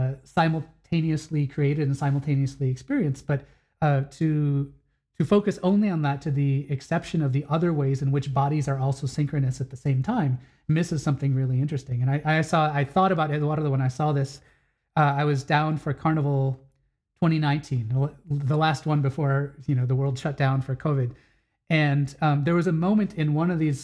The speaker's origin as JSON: {"language": "English", "region": "Wisconsin", "country": "United States", "tie": "born or raised there", "moved": "yes", "said": "I grew up in Wisconsin"}